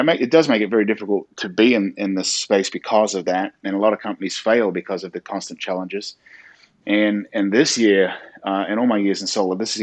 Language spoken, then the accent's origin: English; New Zealand; moved away as an adult; also born or lived in New York City, United States / California, United States; now in South Carolina, United States; I'm originally from New Zealand, and I moved to the States back in 2006, originally to New York City.